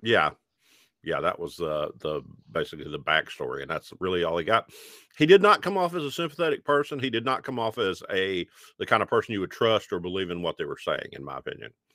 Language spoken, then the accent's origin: English; Alabama, United States; growing up in Alabama in the nineteen eighties